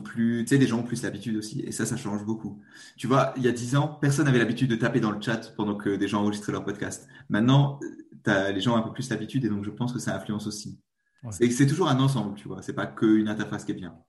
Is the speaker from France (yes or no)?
yes; eastern France, France; accent: petit accent (east of France); Moi, je suis français. Je suis de l'est de la France, peut-être. petit accent.